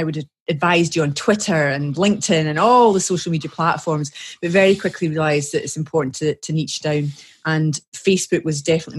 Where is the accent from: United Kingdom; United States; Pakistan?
United Kingdom; Scotland; I'm a Scottish lass working in Scotland